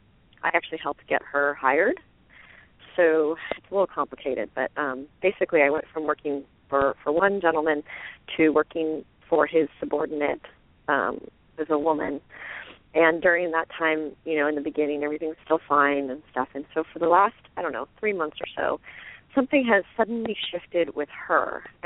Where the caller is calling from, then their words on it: Santa Cruz, California, United States; I'm from Santa Cruz.